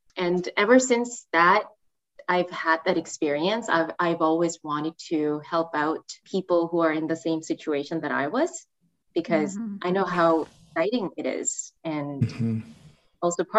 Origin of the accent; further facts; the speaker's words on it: South Korea; English is a second language; moved away as an adult; also born or lived in Seattle, United States; now in Canada; So I'm originally from Korea. I was born and raised there. And I moved to Canada in 2014. So that's about 8 years ago.